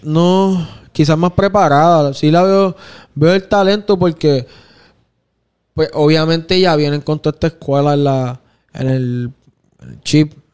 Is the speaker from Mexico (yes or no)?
no; Puerto Rico; Yo soy bien fanático de, de ser bien puertorriqueño